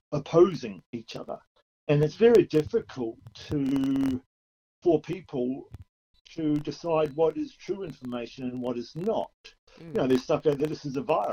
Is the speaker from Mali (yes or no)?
no; New Zealand; now in Australia; I'm from New Zealand originally